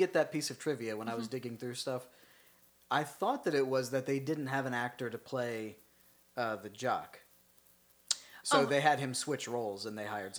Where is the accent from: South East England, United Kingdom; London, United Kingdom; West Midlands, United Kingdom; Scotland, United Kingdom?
Scotland, United Kingdom; I am Scottish.